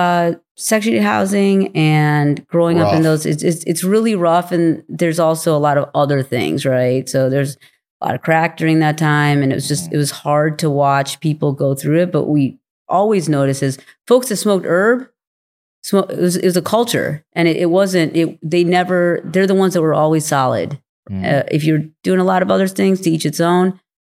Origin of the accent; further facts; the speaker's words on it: India; born there; I was born in India